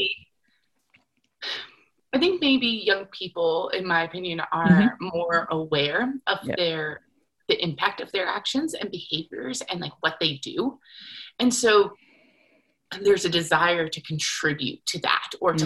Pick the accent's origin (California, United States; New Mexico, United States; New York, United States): New York, United States; moved away as an adult; also born or lived in Connecticut / Salt Lake City, Utah / Jackson, Wyoming; I grew up in New York, went to university in Connecticut